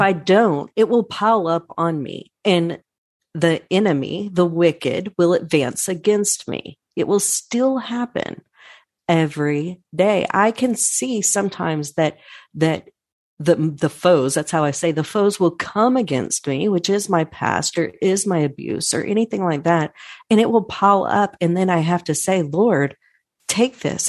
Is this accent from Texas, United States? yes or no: yes; Irving, Texas, United States; I'm born and raised in Irving. Texas